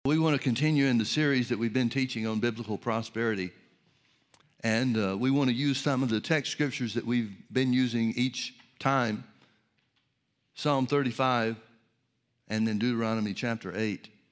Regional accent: Birmingham, Alabama, United States; when I was a kid growing up in Birmingham, Alabama

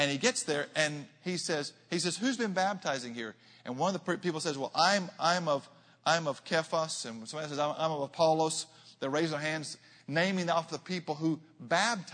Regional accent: Arkansas, United States; I'm a boy from Arkansas.

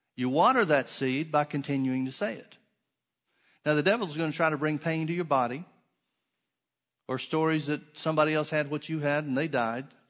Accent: the South, United States; I grew up in the South and we had oak trees.

